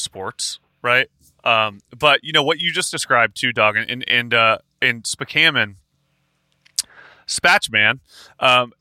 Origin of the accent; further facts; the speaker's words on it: Northern Ohio, United States; now in Los Angeles, United States; we're all from Northern Ohio